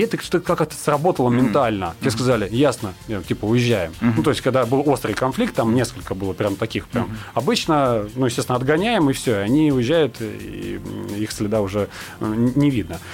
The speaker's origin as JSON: {"language": "Russian", "town": "Nakhabino", "region": "Moscow Oblast", "country": "Russia", "tie": "born or raised there", "said": "я, допустим, вырос в Нахабино, я продолжаю там жить жить, работать"}